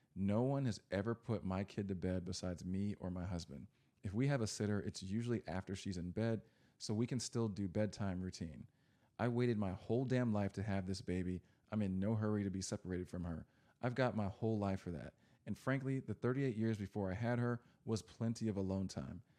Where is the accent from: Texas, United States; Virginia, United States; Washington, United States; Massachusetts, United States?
Texas, United States; I grew up in Texas